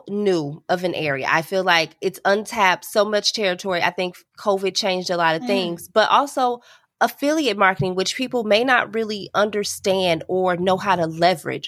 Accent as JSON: {"language": "English", "town": "Chicago", "region": "Illinois", "country": "United States", "said": "I am from Chicago"}